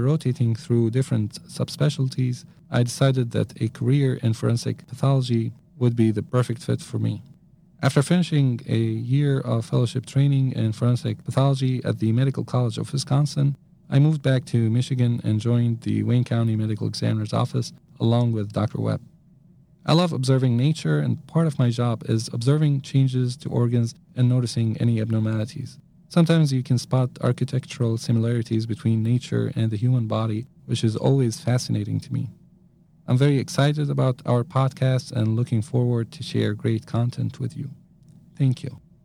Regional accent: Damascus, Damascus Governorate, Syria; I was born and raised in Damascus, Syria

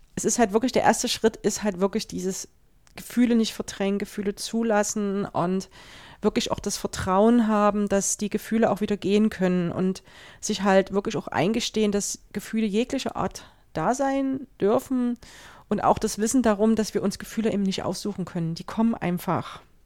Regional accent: Germany; bei uns in Deutschland

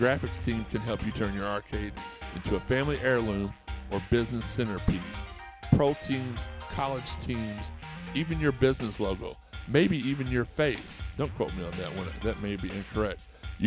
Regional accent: Louisville, Kentucky, United States; I grew up in Auburndale, which is like right across the bridge from it

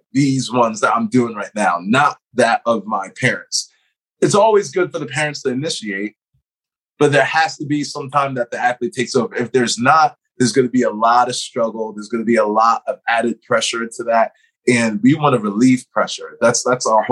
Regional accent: Philadelphia, Pennsylvania, United States; moved away; I'm originally from Philadelphia. We're Northeast people originally

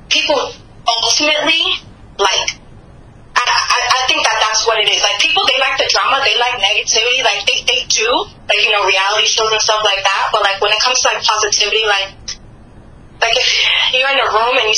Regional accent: New York City, New York, United States; I'm from the Bronx, I'm a black girl

